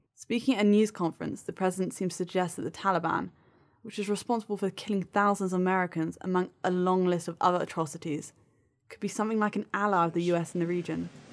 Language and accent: English; United Kingdom; as a Brit